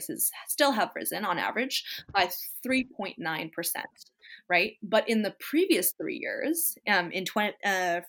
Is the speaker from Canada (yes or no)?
yes; British Columbia, Canada; us as British Columbians